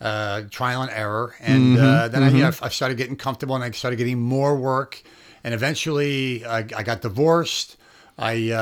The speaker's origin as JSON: {"language": "English", "town": "East Greenbush", "region": "New York", "country": "United States", "tie": "born or raised there", "also_born_or_lived": "Albany, New York", "said": "I grew up in East Greenbush"}